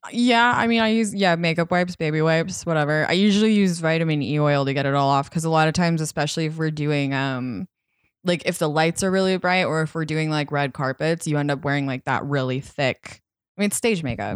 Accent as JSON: {"language": "English", "area": "outside of Boulder", "region": "Colorado", "country": "United States", "tie": "born or raised there", "moved": "yes", "said": "I grew up outside of Boulder, which is pretty liberal"}